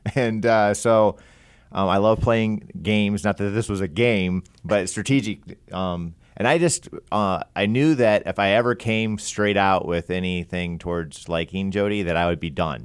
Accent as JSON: {"language": "English", "town": "Pataskala", "region": "Ohio", "country": "United States", "said": "I'm from Columbus area"}